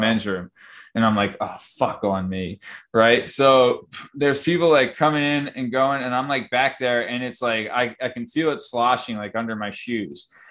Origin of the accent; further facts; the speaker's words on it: Lansdale, Pennsylvania, United States; also born or lived in Roxborough, Philadelphia; I grew up in Lansdale, Pennsylvania